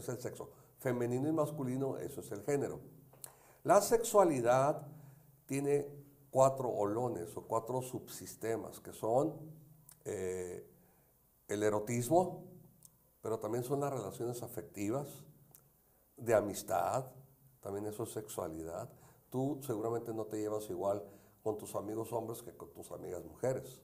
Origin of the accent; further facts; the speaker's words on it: Tijuana, Baja California, Mexico; yo soy de Tijuana